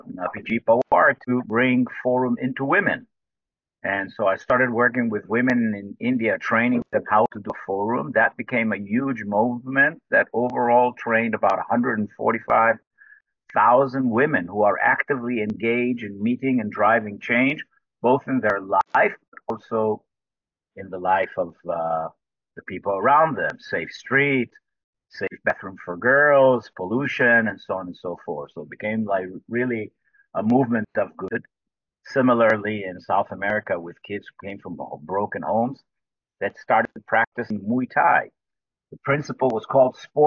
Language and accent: English; Jerusalem, Jerusalem District, Israel; also born or lived in United States; I am Israeli. I was born in Jerusalem. I'm the ninth generation from Jerusalem. And I lived here in Israel most of my life